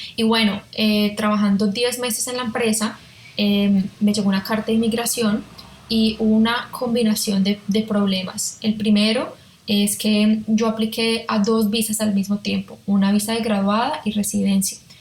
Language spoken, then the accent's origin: Spanish; Colombia; moved away as an adult; also born or lived in Melbourne, Australia / Hong Kong; now in Australia; como colombiana